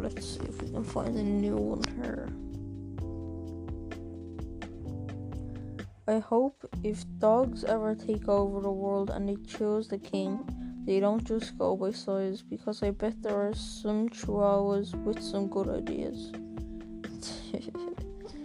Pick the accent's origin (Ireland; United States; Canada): Ireland; I'm from Ireland, I am 13